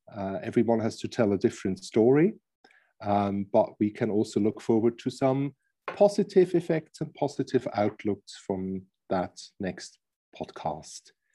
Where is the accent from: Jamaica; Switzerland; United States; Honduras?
Switzerland; I'm from Switzerland, half German as well.